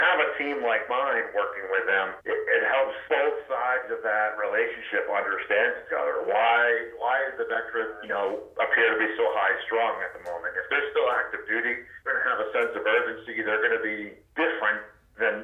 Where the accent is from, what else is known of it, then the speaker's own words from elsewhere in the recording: Maine, United States; I grew up in Maine and joined the Navy right out of high school, served 21 years